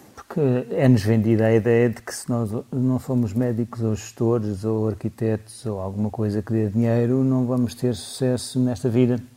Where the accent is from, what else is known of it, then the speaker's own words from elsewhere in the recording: Lisbon, Portugal; also born or lived in Aroeira; eu cresci em Lisboa, mesmo ao pé ali da, da zona do Largo do Rato, Príncipe Real